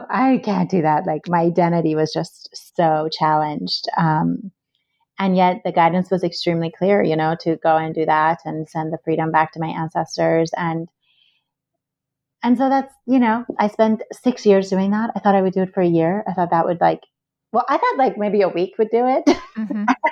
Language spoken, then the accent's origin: English; Iran; moved away; I was born and raised in Iran